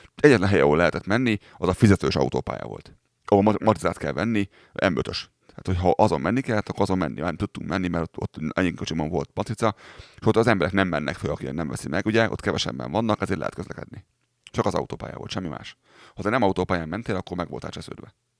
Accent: Pest, Hungary; moved away as an adult; Kimentem szülővárosomba, Budapest mellé

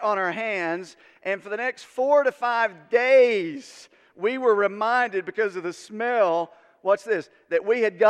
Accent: Unicoi, Tennessee, United States; I grew up in Unicoi

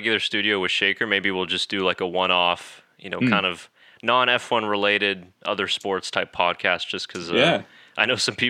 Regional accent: Netherlands; I'm from the Netherlands and I still don't understand.

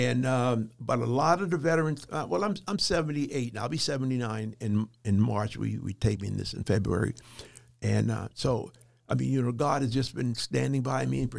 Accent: Charleston, South Carolina, United States; born there; You know, I was born in 1943 in Charleston, South Carolina. So back then, the South was still segregated.

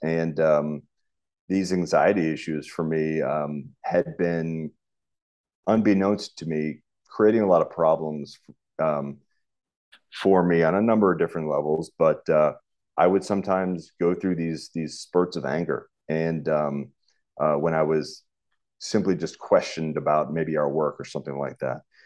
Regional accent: United States; moved away as an adult; also born or lived in Richmond, Virginia / St. Petersburg, Florida; now in St. Louis, United States; I grew up in the East Coast, um, right near Washington, D.C.

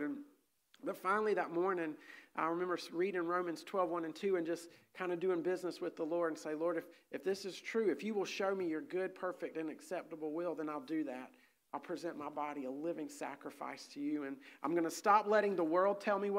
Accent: South Carolina, United States; moved away as an adult; now in Hong Kong; We're from South Carolina. I grew up in a wonderful Bible-preaching church.

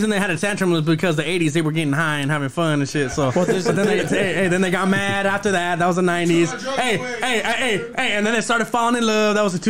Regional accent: Los Angeles, California, United States; I'm from Dogtown

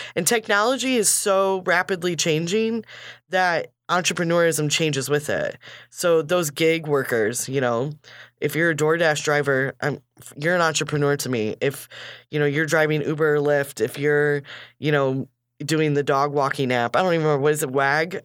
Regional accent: Kankakee, Illinois, United States; we grew up here

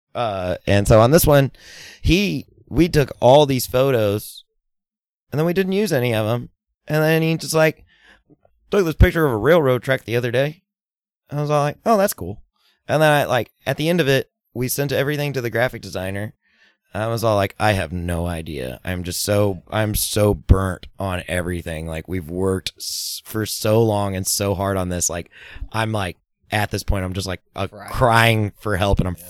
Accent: Fort Worth, Texas, United States; Fort Worth, which is my hometown

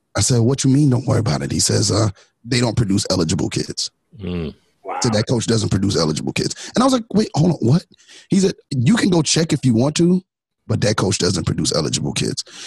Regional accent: New York City, New York, United States; moved away; also born or lived in Orange, New Jersey; I'm from Brooklyn

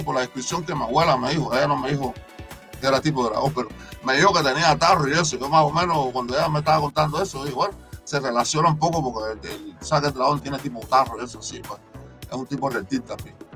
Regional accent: Cuba; como decimos cubanos

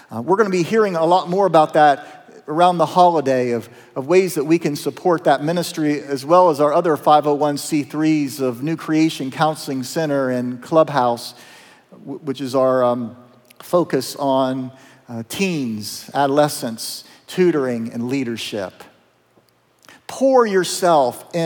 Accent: south of Zanesville, Appalachian Southern Ohio, United States; I'm a kid from Appalachian, Southern Ohio. Our first home was in the Moxahela Trailer Park. Not a lot of hope there in that trailer park south of Zanesville

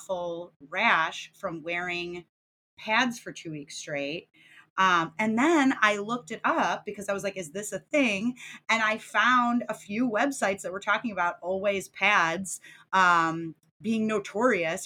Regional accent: United States; as an American

